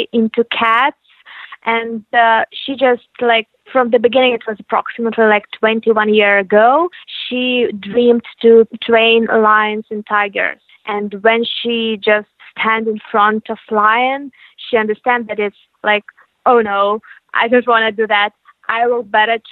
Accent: Ukraine; We are originally from Ukraine

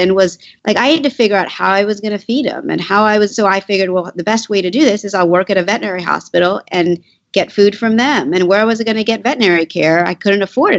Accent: Washington, District of Columbia, United States; I grew up in Washington, D.C.

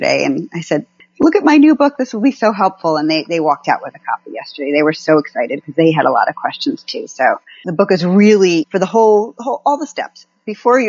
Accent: California, United States; I'm from California

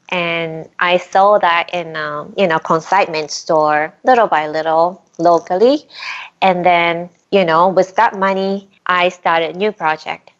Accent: Japan; now in Brooklyn, United States; I grew up in Japan, the town of Milltown.

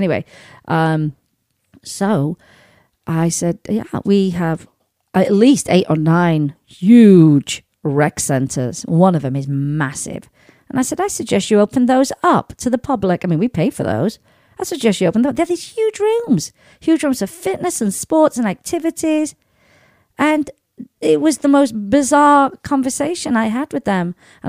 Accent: United Kingdom; because, you know, being a Brit, like a nice little bit of rain now and again

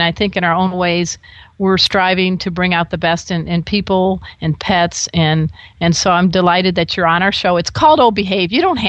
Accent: Crown Point, Indiana, United States; We are both Hoosiers.

